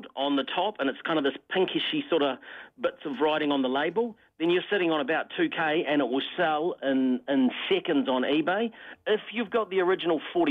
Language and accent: English; Wairarapa, Wellington, New Zealand; moved away; growing up in the Wairarapa myself